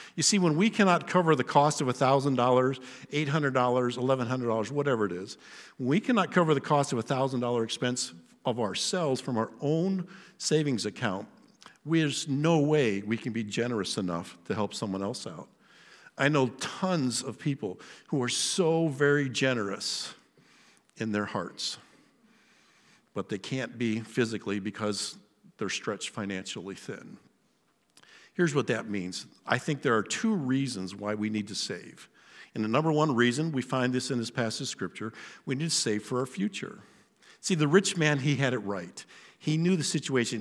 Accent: Western Ohio, United States; My place of birth, I was born in Western Ohio in America

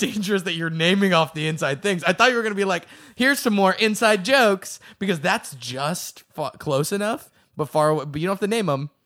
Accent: the Northeast, New England, United States; I'm from the Northeast

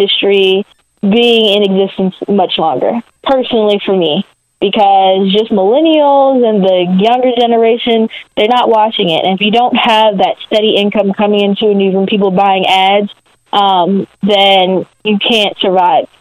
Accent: Maryland, United States; I'm from Maryland, but I'm from like the D.C. part of Maryland called the DMV

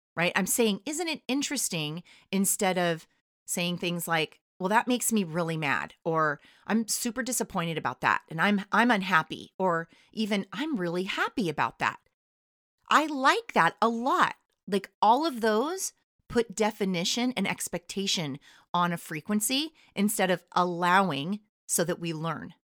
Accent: California, United States; I'm from California

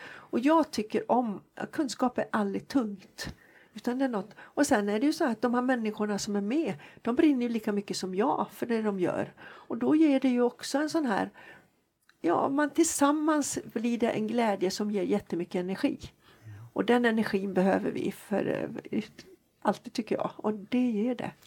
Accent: Jokkmokk, Norrbotten County, Sweden; moved away; also born or lived in Jönköping; Jag är född faktiskt och bott större delen av min uppväxt i Jokkmokk.

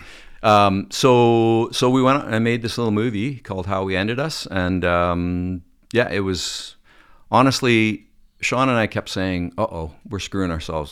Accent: Calgary, Alberta, Canada; moved away as an adult; also born or lived in Manitoba; now in Toronto, Canada; I grew up in Calgary

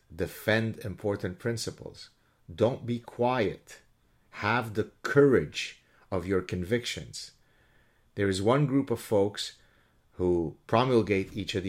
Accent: Canada; I don't know how to do otherwise, given that I'm Canadian, O-U-R, and the medal in question is American

